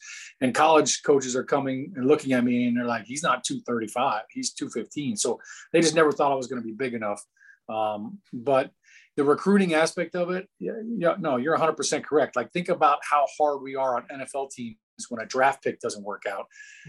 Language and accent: English; Chicago, Illinois, United States; born there; also born or lived in Kentucky / Texas / Ohio / New Jersey; But I grew up all over the world. I was born in Chicago. Lived in Kentucky, Texas, Ohio. Then I moved to Jersey in high school.